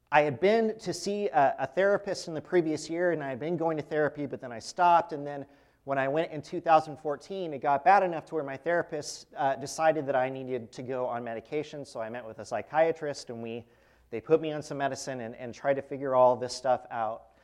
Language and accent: English; Fresno, California, United States; I'm from Fresno, California, grew up there.